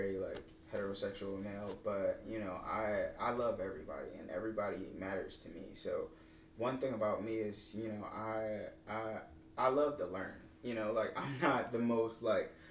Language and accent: English; Philadelphia, Pennsylvania, United States; now in Seattle, United States; growing up in Philly